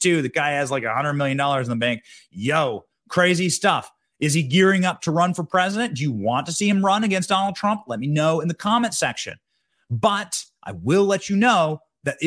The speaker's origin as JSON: {"language": "English", "town": "Solon", "region": "Iowa", "country": "United States", "tie": "born or raised there", "moved": "yes", "lives_now": "Tallahassee, United States", "said": "I go back to my hometown in Iowa, Solon, Iowa, 500 people big, Solon, Iowa"}